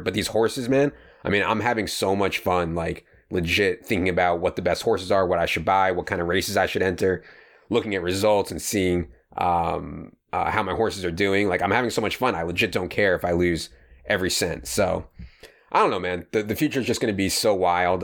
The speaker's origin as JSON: {"language": "English", "area": "Fairfax County", "region": "Virginia", "country": "United States", "tie": "born or raised there", "said": "we're both from Fairfax County in Virginia, and I went to W.T. Woodson"}